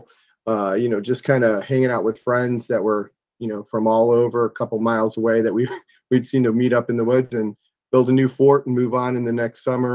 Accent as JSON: {"language": "English", "town": "Columbia Station", "region": "Ohio", "country": "United States", "tie": "born or raised there", "said": "I grew up in Lorain County in a small town called Columbia Station"}